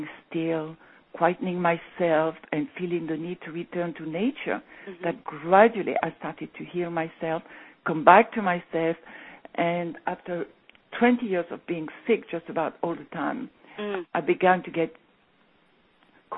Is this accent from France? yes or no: yes; France; moved away as an adult; also born or lived in England; when I came back to my hometown when I was 15